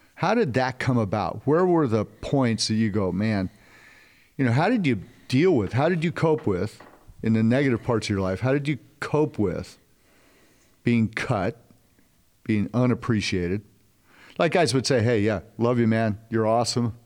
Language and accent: English; California, United States; moved away; also born or lived in Dallas; I grew up in Cali